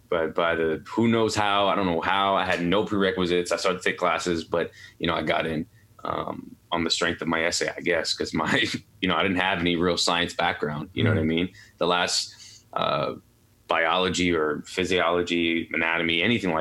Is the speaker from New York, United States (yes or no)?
yes; New York City, New York, United States; also born or lived in Pittsburgh; I'm born and raised in New York City, Queens, New York